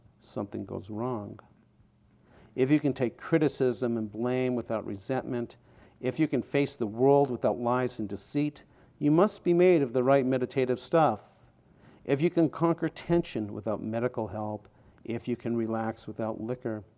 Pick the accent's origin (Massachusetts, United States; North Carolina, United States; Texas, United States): Massachusetts, United States; outside of Boston; When I was 16, growing up outside of Boston